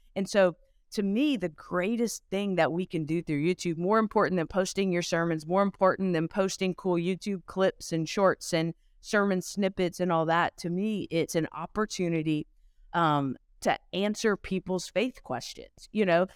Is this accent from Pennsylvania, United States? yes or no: no; Louisiana, United States; I am originally from Louisiana, so kinda close to the Texas border with you guys